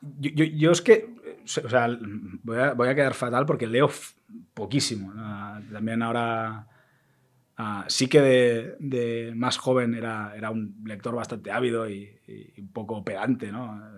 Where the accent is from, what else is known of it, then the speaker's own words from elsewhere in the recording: Catalonia, Spain; soy, muy catalán en eso